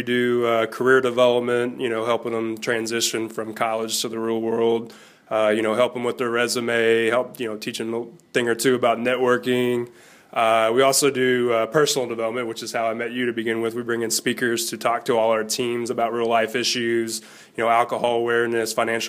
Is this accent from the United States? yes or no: yes; Kentucky, United States; And, you know, we're from Kentucky, and my parents, you know, my dad raised me on Kentucky basketball.